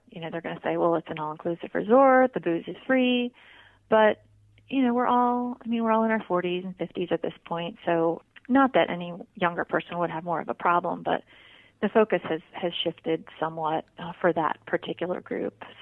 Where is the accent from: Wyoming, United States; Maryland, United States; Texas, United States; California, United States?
Maryland, United States; Annapolis; also born or lived in Germany; I grew up in two places. I grew up just outside of Annapolis, Maryland, and also uh, on an Air Force base in Germany, where I started drinking, as a matter of fact.